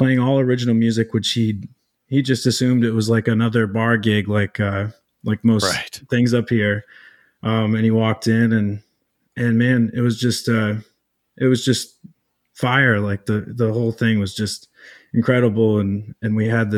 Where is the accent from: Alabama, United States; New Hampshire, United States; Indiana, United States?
New Hampshire, United States; Enfield; I'm from Enfield, New Hampshire, which is right on the Connecticut River